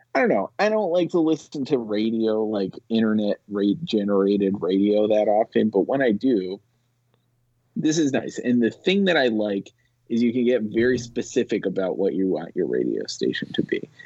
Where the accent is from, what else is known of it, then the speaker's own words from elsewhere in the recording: Rhode Island, United States; moved away; I grew up in Rhode Island